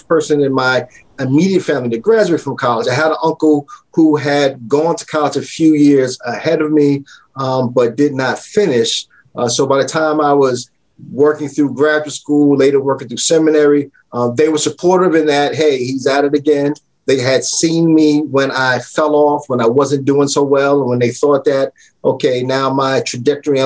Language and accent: English; New York City, New York, United States; moved away as an adult; I grew up in the South Bronx